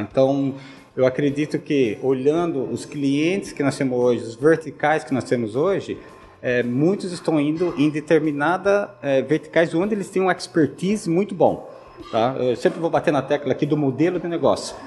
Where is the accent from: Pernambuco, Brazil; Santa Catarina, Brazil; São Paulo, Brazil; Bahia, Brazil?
Santa Catarina, Brazil; Joinville; moved away as an adult; also born or lived in United States; sou de Santa Catarina, sou joinvilense. Nasci lá na cidade, é, eduquei, uh, estudei lá, fiz engenharia